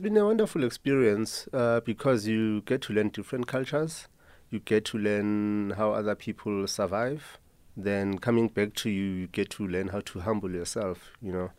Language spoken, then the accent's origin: English; Soweto, Gauteng, South Africa; Growing up in Mzimhlophe